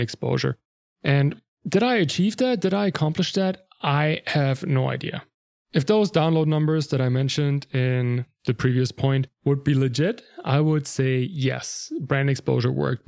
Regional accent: Germany; English is a second language; moved away; I'm not a native English speaker. I'm from Germany originally

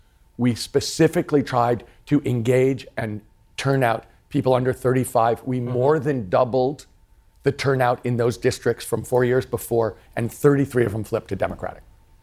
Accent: United States; I'm an American.

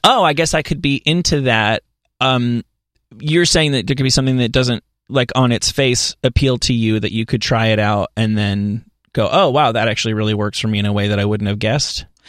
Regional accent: New Jersey, United States; I'm from New Jersey

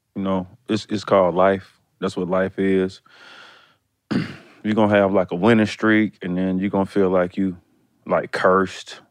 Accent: Decatur, Georgia, United States; also born or lived in College Park, Georgia / Atlanta; I'm really like from Decatur up to eighth grade. I left Decatur in eighth grade going to really my ninth grade year, and I moved to College Park.

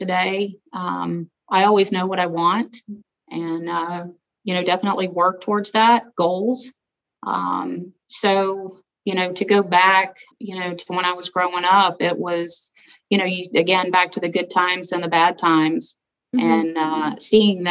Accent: Georgia, United States; I was born and raised in Georgia.

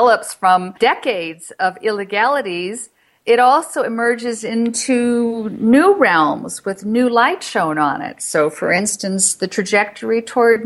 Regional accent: Florida, United States; moved away as an adult; now in Colorado, United States; I'm from Florida. I moved here in November

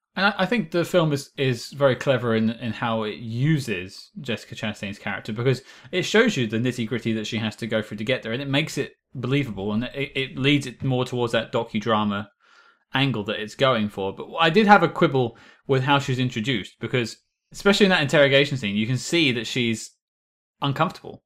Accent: United Kingdom; I'm British.

